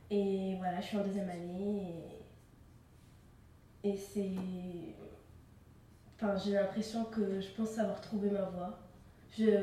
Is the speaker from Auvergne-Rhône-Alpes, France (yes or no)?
yes; Clermont-Ferrand, Auvergne-Rhône-Alpes, France; je suis née à Clermont-Ferrand. j'ai grandi dans ce quartier. Euh, mes parents euh, sont allés au Maroc.